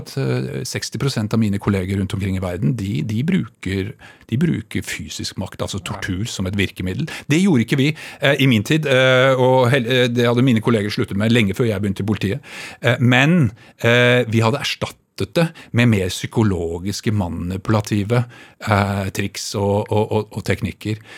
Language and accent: Norwegian; Bærum, Akershus, Norway; jeg vokste opp altså på Kolsås og på Rykkinn